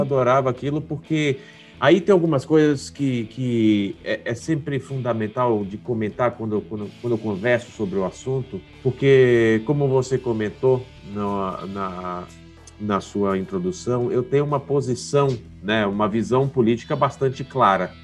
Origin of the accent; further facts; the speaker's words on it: Salvador, Bahia, Brazil; now in São Paulo, Brazil; Eu sou baiano de Salvador, uhum. mas eu moro em São Paulo já há 22 anos. Eu passei, eu, hoje eu tenho muito mais tempo de São Paulo do que, do que da Bahia